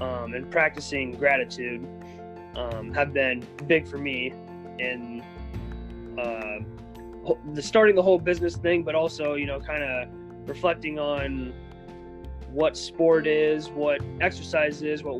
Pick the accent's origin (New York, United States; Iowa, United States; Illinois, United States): Iowa, United States; Southeast; I grew up in Southeast Iowa, part of a kind of a rural family with my four siblings and my parents.